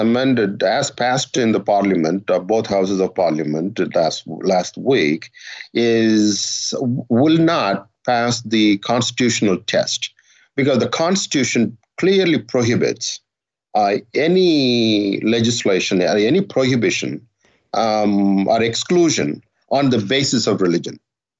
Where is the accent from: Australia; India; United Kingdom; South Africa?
India; as an Indian Christian